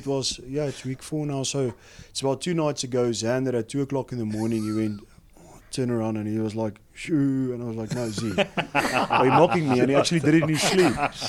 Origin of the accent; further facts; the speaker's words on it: South Africa; now in Scotland, United Kingdom; being South African born